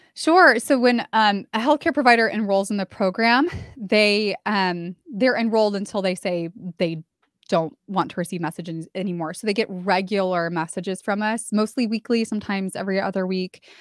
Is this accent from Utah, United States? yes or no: no; California, United States; moved away as an adult; now in San Antonio, United States; I moved from my hometown in California to San Antonio, Texas, where I live now